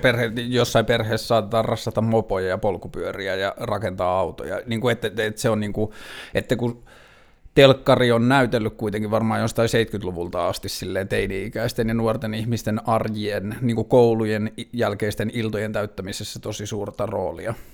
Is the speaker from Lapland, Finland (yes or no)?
yes; Tornio, Lapland, Finland; now in Helsinki, Finland; mä oon kasvanut Torniossa